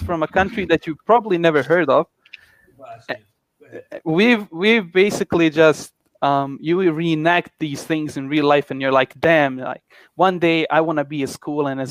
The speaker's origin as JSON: {"language": "English", "country": "Bosnia & Herzegovina", "second_language": "English", "said": "I'm from Bosnia."}